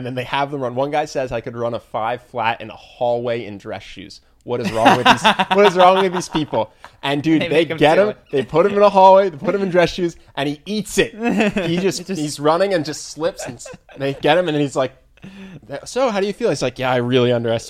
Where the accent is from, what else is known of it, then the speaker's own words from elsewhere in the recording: Philadelphia, Pennsylvania, United States; I have no idea, because I'm from Philadelphia.